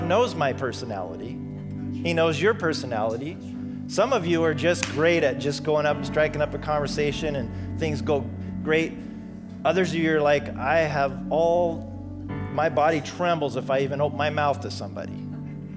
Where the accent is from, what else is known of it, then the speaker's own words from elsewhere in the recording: Pacific Northwest, United States; this white boy growing up in the Pacific Northwest